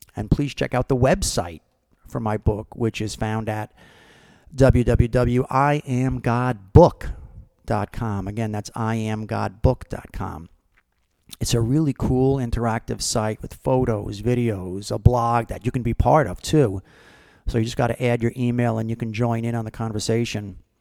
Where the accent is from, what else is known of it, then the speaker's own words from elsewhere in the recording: Brick, New Jersey, United States; Brick, New Jersey, which happens to be my hometown where I'm from, where I grew up.